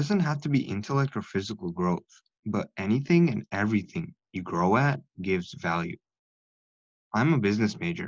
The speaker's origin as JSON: {"language": "English", "country": "India", "said": "I am South Asian. I'm from India."}